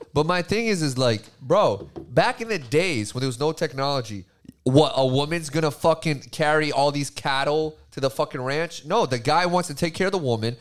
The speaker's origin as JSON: {"language": "English", "region": "Massachusetts", "country": "United States", "tie": "born or raised there", "said": "I was bred into being a Democrat 'cause I was from Massachusetts"}